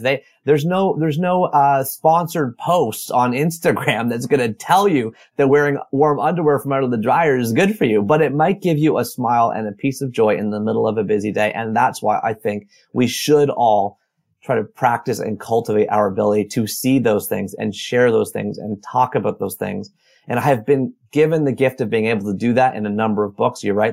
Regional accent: Oshawa, Ontario, Canada; also born or lived in Toronto; I was born in Oshawa, Ontario, Canada, just a hour east of Toronto in nineteen seventy-nine

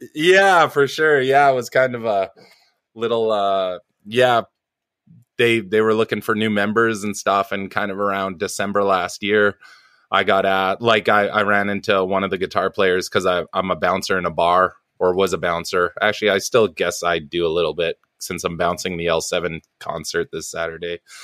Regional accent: New Westminster, British Columbia, Canada; also born or lived in Vancouver Island; I was born in a town called New Westminster, which used to be the capital of, uh, B C, long, long, long time ago in the cowboy days. Um, it's like a suburb of Vancouver

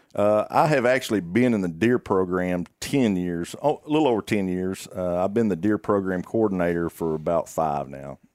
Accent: Greenwood, Arkansas, United States; I'm from, uh, Sebastian County, uh, born and raised in Greenwood.

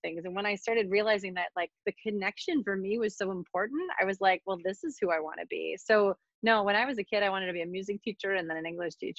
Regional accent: Western New York, United States; moved away as an adult; I grew up in a very rural community in Western New York

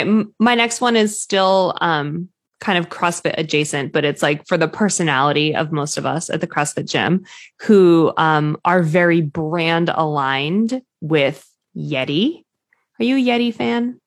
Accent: New England, United States; I'm obviously from New England

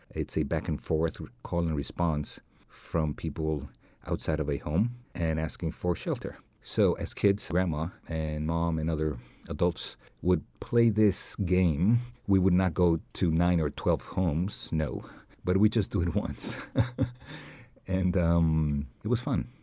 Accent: Mexico City, Mexico; now in Los Angeles, United States; growing up in Mexico City, uh, around this time, we would used to um, sing las posadas.

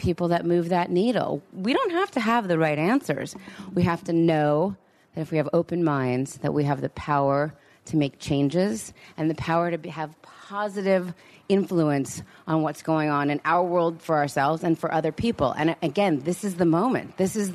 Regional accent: Los Angeles, California, United States; I'm from Los Angeles

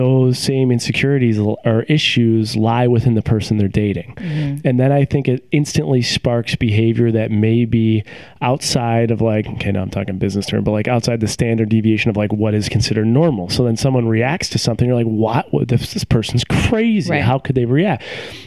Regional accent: Buffalo, New York, United States; moved away as an adult; also born or lived in Rochester / Syracuse / Cleveland; now in Seattle, United States; I grew up in Buffalo, and then when I graduated high school, my parents moved to Dallas, Texas for work reasons.

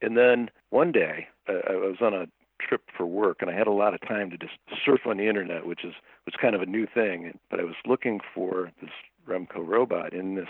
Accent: Cleveland, Ohio, United States; now in Toledo, United States; I grew up in Cleveland, Ohio, a long way from LA or anything.

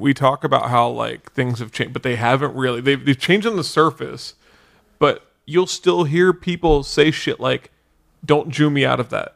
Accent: Cincinnati, Ohio, United States; accent: Cincinnati; my Cincinnati accent's

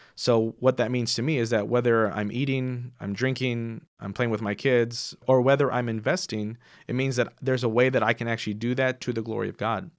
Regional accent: Houston, Texas, United States; moved away as an adult; also born or lived in Seattle, United States / Waco, United States; now in Fort Worth, United States; I grew up in Houston

